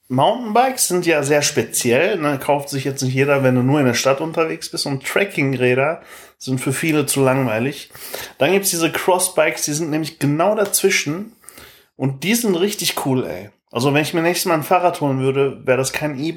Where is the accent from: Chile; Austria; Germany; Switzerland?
Chile; German is a second language; ich komme aus Chile.